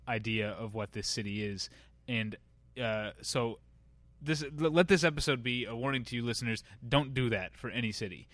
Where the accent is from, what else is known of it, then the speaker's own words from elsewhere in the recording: Missouri, United States; I'm from Missouri